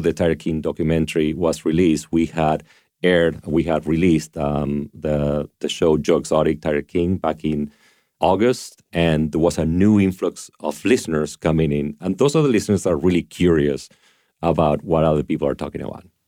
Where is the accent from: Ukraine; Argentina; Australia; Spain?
Argentina; moved away; I grew up in Argentina